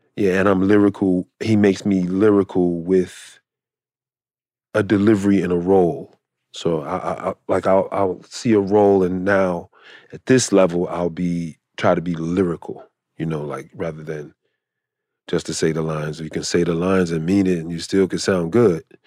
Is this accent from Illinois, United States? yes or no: yes; Chicago, Illinois, United States; moved away; I'm from Chicago.